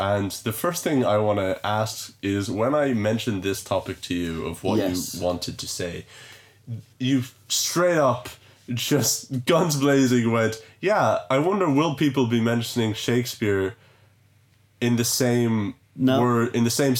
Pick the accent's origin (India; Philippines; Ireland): Ireland; I'm Irish